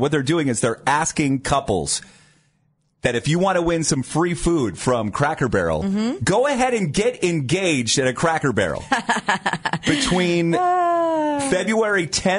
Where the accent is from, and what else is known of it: Canton, Ohio, United States; born or raised there; now in Rocky River, United States